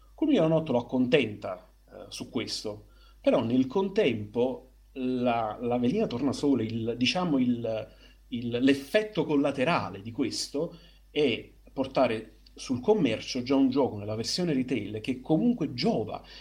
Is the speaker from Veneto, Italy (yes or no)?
no; Naples, Campania, Italy; io da buon napoletano